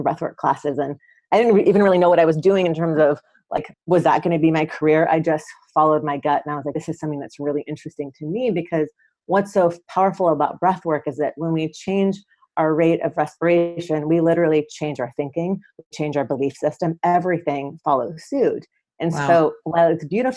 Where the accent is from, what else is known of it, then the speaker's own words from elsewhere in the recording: Atlanta, Georgia, United States; moved away as an adult; also born or lived in San Francisco; I grew up in Atlanta.